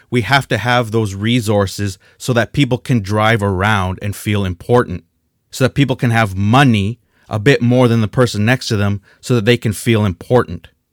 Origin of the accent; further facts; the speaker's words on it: Canada; we're Canadian